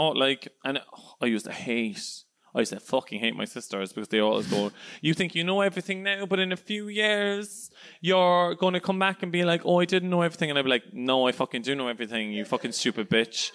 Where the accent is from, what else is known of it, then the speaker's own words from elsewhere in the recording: Cork, Munster, Ireland; I'm from Cork